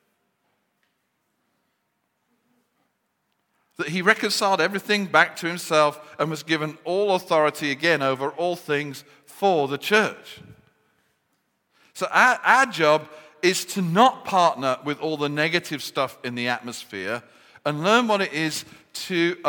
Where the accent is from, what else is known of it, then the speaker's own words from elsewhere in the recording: Birmingham, West Midlands, United Kingdom; accent: Brummie; I revert to my Birmingham accent when I get depressed